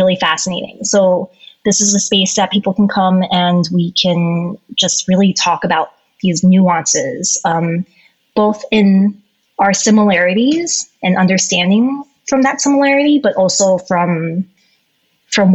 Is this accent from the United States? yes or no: yes; United States; I am Asian American myself